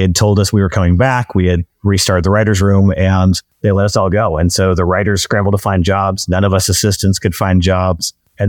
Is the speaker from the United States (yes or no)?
yes; Pacific Northwest, United States; now in Los Angeles, United States; So I grew up in the Pacific Northwest. I didn't know anyone in the movie business.